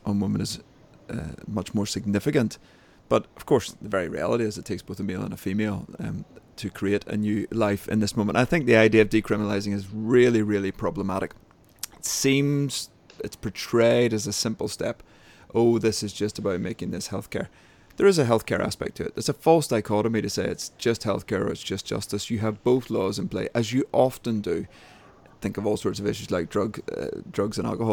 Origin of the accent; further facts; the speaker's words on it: Northern Ireland, United Kingdom; accent: Northern Irish; I'm based in Northern Ireland, as we probably know from my funny accent